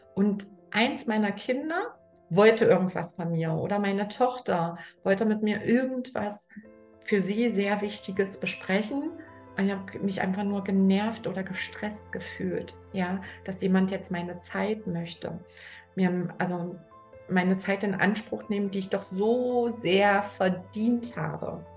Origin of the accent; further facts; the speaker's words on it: Germany; ich bin in der DDR groß geworden